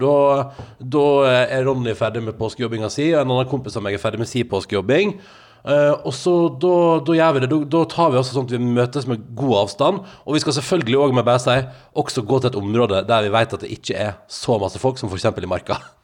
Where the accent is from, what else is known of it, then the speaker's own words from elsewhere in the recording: Norway; jeg er norsk